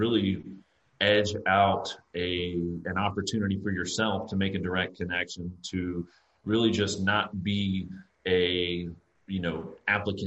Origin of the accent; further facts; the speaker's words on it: South Carolina, United States; I'm from South Carolina. I went to school here